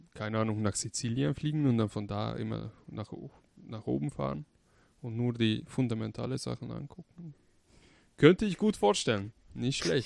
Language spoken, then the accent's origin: German; Hungary; now in Germany; ich komme zum Beispiel aus Ungarn. Wenn ich nach Ungarn fahre mit dem Auto, 900 Kilometer, um meine Familie zu besuchen